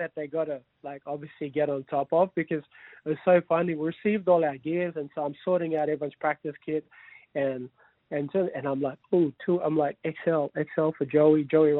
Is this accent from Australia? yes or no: yes; Sydney, New South Wales, Australia; We grew up together. Like, we grew up and we're all in... I'm from Sydney originally.